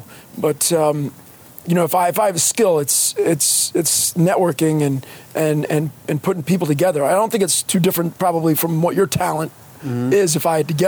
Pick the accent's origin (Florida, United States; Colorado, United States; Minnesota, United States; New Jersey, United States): New Jersey, United States; Fords; also born or lived in Woodbridge; now in Plainfield, United States; Middlesex County, Woodbridge. I'm from Fords, but... nobody's ever heard of Fords. Ford's Jeweler. There you go. Yeah. There you go. That would be the claim to fame of Fords.